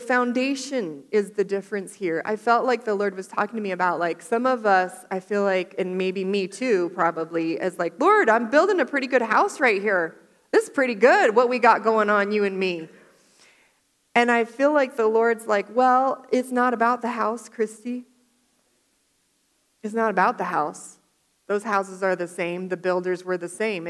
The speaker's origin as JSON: {"language": "English", "region": "Florida", "country": "United States", "tie": "born or raised there", "moved": "yes", "said": "I grew up in Florida"}